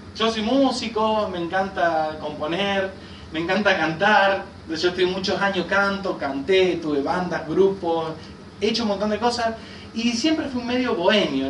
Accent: Rosario, Santa Fe, Argentina; moved away as an adult; now in Villa Carlos Paz, Argentina; Yo soy allá, yo soy rosarino. Y hace ya 13 años que vivo en Carlos Paz

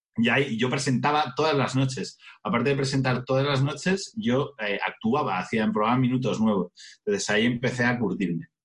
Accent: Majadahonda, Community of Madrid, Spain; en Majadahonda, que es de donde soy yo

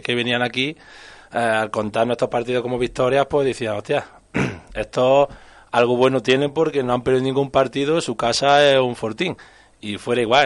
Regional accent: Torreperogil, Andalusia, Spain; mi pueblo

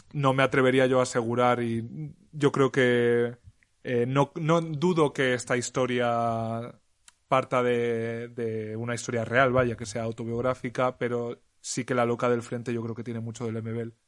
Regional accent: Alpera, Castilla-La Mancha, Spain; mi pueblo, que como sabéis todas es Alpera en Albacete

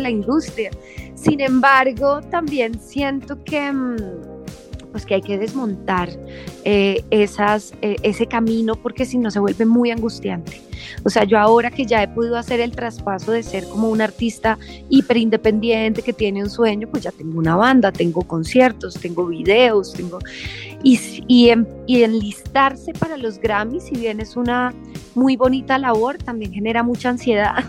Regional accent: Colombia; also born or lived in London; soy latina, obviamente crecí en Colombia

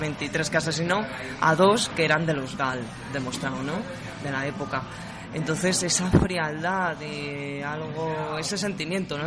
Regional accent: Madrid, Community of Madrid, Spain; Yo soy de Madrid, madrileña, tengo 25 años, soy de Carabanchel Bajo, un barrio castizo madrileño

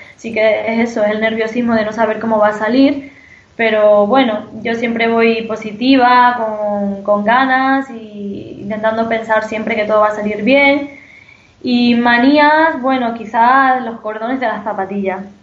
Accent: Don Benito, Extremadura, Spain; Soy extremeña

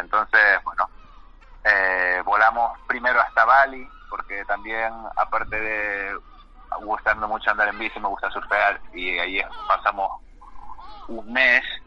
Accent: Canary Islands, Spain; me trajo a Canarias, que es de donde yo soy natural y donde estoy ahora mismo

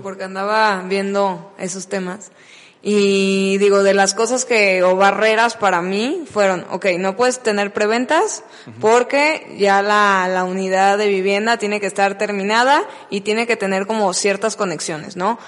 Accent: Mexico; como buena persona mexicana

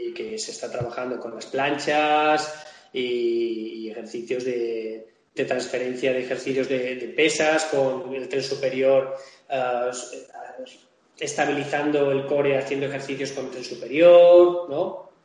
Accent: Majorca, Balearic Islands, Spain; yo soy mallorquín

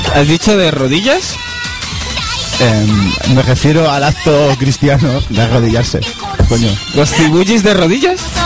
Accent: Madrid, Community of Madrid, Spain; soy de Madrid

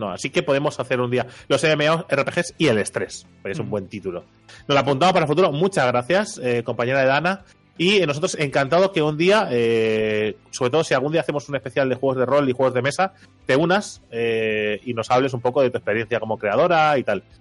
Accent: Catalonia, Spain; Bueno, yo digo papel porque soy catalán y se escribe igual.

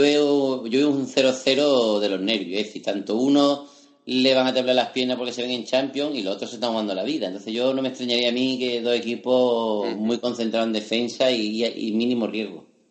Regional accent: Málaga, Andalusia, Spain; siendo malagueño

